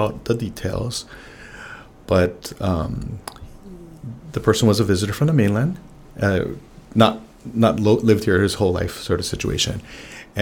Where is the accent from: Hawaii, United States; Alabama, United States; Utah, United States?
Hawaii, United States; I grew up here and in Hawaii